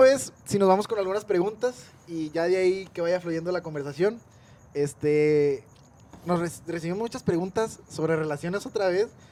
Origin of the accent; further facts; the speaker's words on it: northern Mexico, Mexico; Somos norteños